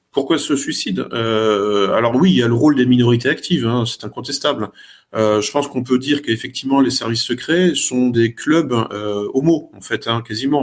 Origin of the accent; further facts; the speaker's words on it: France; en tant que Français, en tant qu'Européens, en tant qu'Occidentaux